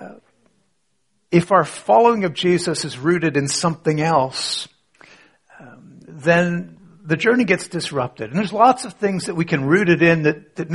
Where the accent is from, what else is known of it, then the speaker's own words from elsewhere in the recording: Canada; I was born in Canada, 1960s, born to a church-going family